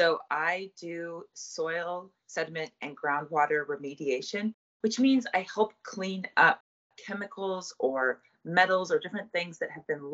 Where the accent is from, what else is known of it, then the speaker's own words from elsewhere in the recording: Colorado, United States; I grew up in Colorado, so I've always lived in places where water is of a shortage